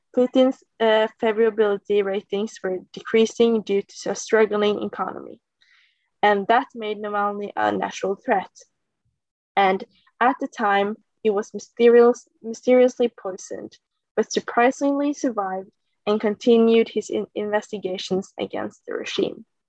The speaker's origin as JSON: {"language": "English", "country": "Norway", "said": "I'm uh, 19 years old from Norway"}